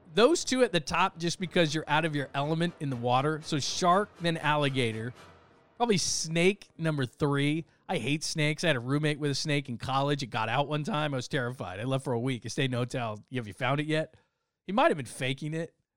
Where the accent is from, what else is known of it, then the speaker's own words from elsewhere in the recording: Southern California, United States; I grew up in Southern California, it was, we went to the beach every week